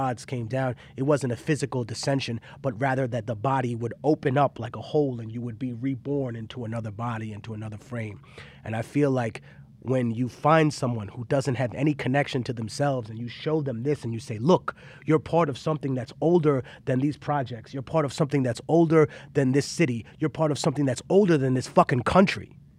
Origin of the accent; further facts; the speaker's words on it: Peru; the place I'm from Peruvian mummification.